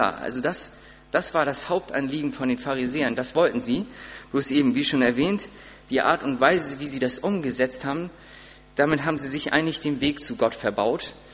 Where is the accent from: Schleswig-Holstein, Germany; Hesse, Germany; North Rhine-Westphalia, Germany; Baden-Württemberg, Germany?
Schleswig-Holstein, Germany; Sparrieshoop; ich komme aus Sparishoop und musste dann auch immer irgendwie ein Auto kriegen von meinen Eltern.